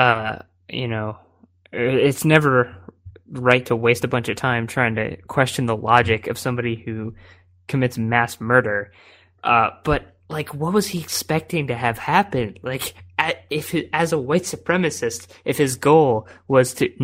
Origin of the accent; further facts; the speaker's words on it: Maryland, United States; I grew up in Maryland